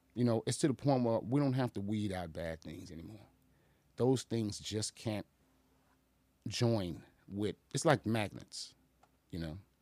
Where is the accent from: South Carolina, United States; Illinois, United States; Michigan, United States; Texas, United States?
Illinois, United States; Aurora; also born or lived in Boston, Massachusetts / Chicago; I grew up in the nineties in Aurora